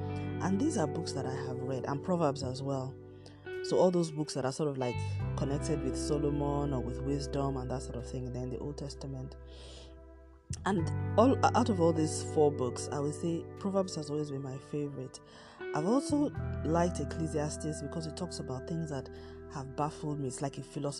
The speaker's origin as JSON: {"language": "English", "country": "Nigeria", "said": "I'm Nigerian, I live in Nigeria, and I'm recording from Nigeria"}